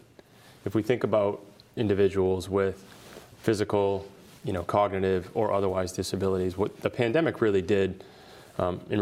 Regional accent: Boston, Massachusetts, United States; I grew up in the Boston area. I played hockey at Catholic Memorial right down the street in West Roxbury

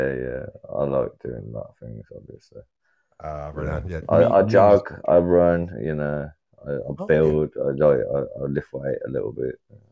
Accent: England, United Kingdom; I'm {S0} did {S2} from England.

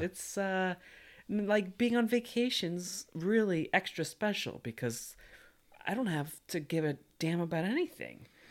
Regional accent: Missouri, United States; I grew up in Missouri

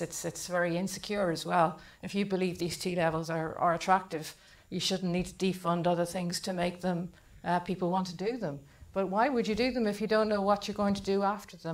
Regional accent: Ireland; I'm from Ireland. Everybody stays in school till they're 18, and we do the Leaving Certificate

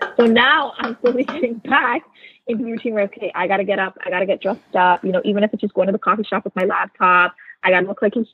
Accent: Canada; moved away as an adult; now in United States; I'm originally Canadian born and I now live in the US.

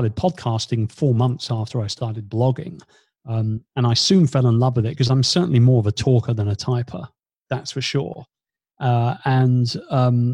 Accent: United Kingdom; moved away as an adult; now in Philippines; being a Brit

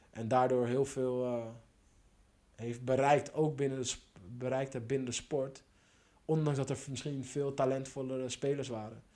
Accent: Schalkwijk, North Holland, Netherlands; kwam zelf ook uit Schalkwijk

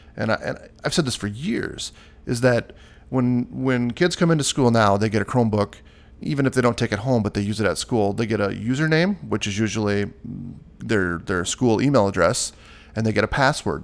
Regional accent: Iowa, United States; my home state, Iowa

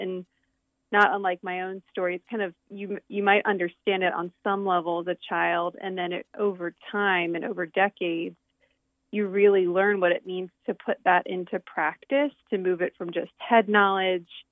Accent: right outside of Baltimore, Maryland, United States; now in Lancaster, United States; I grew up on the east coast of the United States in, in Maryland.

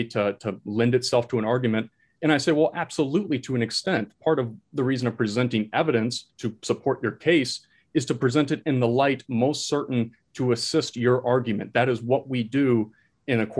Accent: Florida, United States; also born or lived in Nebraska; I'm originally from Florida. I came back to Florida. I was always a resident here

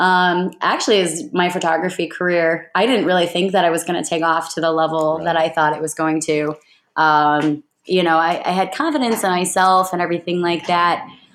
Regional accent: Chicago, Illinois, United States; we are from Chicago, Illinois.

